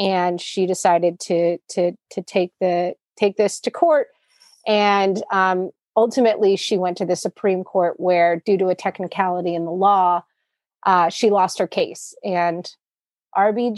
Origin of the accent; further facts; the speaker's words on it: Connecticut, United States; moved away as an adult; also born or lived in New York City; I grew up in Connecticut, went to college in Connecticut, and moved to New York City.